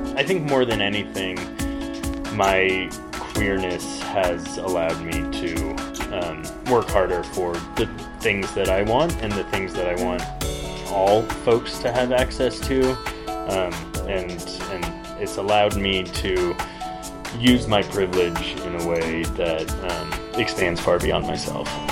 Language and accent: English; Front Range of Colorado, United States; moved away as an adult; also born or lived in Berlin / London / San Francisco; now in southern Utah, United States; I grew up on the Front Range of Colorado